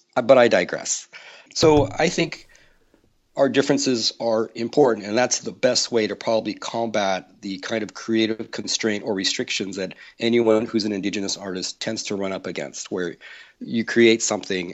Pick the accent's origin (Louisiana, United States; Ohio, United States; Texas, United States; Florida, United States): Texas, United States; I'm from Texas.